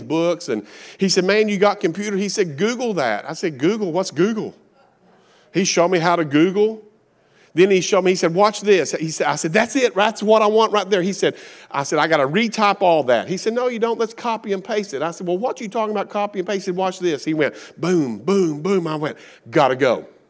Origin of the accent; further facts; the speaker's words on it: Kentucky, United States; accent: Appalachian; I'm from Kentucky. I'm redneck. We don't know how to spell. We make up our own words. We have our own language. Appalachian one oh one